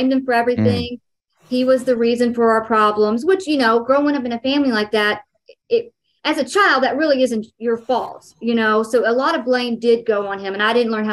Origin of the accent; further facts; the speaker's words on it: Dallas, Texas, United States; I'm from Texas